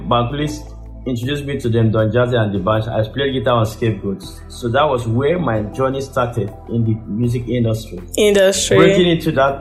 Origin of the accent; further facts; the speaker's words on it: Akwa Ibom, Nigeria; also born or lived in Port Harcourt, Rivers State; I was born in Port Harcourt. Yeah, I'm from Akwa Ibom State.